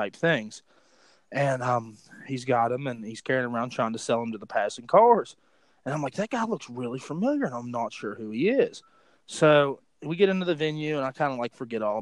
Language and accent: English; West Milford, West Virginia, United States; that's where I grew up, was West Milford, West Virginia